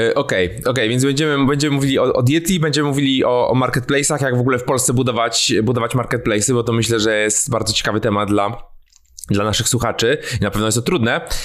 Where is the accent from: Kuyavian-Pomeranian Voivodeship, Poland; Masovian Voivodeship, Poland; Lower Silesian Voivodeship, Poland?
Masovian Voivodeship, Poland; Warsaw; ja jestem z Warszawy, tutaj z Warszawy nadaję.